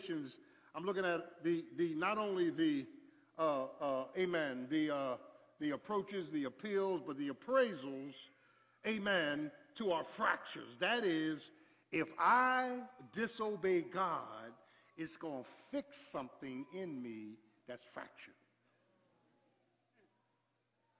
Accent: Philadelphia, Pennsylvania, United States; I'm from Philly

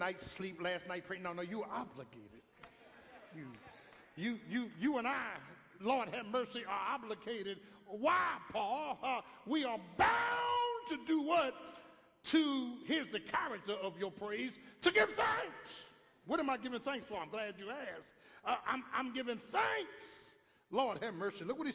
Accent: Philadelphia, Pennsylvania, United States; born or raised there

